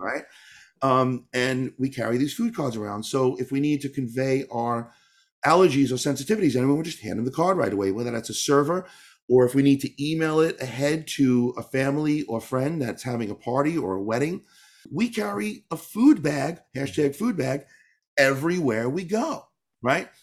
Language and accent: English; New York, United States; moved away; also born or lived in Northern California; I grew up in New York